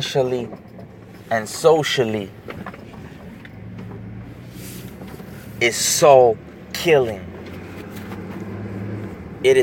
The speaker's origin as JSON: {"language": "English", "country": "United States", "said": "being an American citizen"}